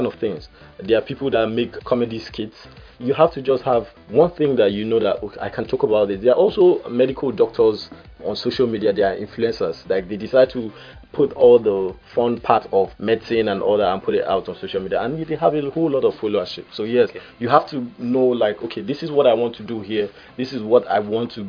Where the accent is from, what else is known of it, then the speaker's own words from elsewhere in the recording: Port Harcourt, Rivers State, Nigeria; I'm from River State, okay, so Port Harcourt. Port Harcourt boy.